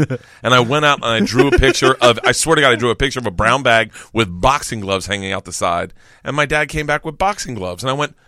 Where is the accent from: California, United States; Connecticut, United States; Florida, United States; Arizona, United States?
Florida, United States; Growing up in Florida, there was something about a sunset and a cocktail that was ingrained in us